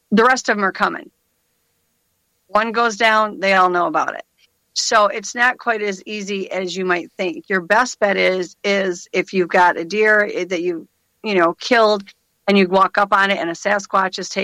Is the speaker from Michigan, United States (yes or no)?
yes; Michigan, United States; I'm from Michigan